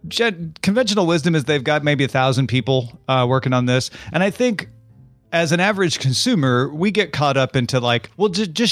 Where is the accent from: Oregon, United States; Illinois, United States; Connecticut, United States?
Illinois, United States; accent: Southern Illinois; kind of sent me down in my Southern Illinois accent.